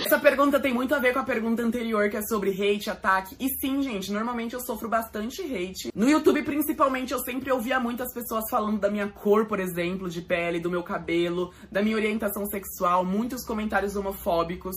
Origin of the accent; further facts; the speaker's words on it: São Paulo, Brazil; sou aqui de São Paulo, capital